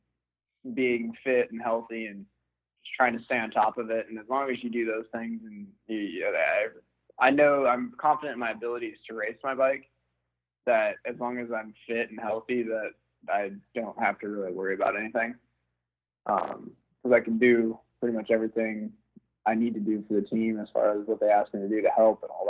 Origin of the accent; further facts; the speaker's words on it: Bremerton, Washington, United States; also born or lived in Port Orchard, Washington; My wife and I moved to over to Port Orchard, which is about 10-15 minutes away from where I grew up in Bremerton